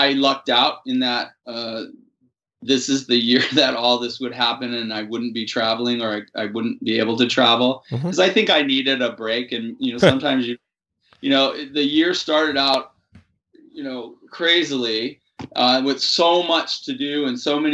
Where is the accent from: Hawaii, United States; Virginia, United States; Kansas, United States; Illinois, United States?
Hawaii, United States; moved away as an adult; also born or lived in San Francisco / New Mexico; now in Berkeley, United States; I'm from Hawaii, and I born and raised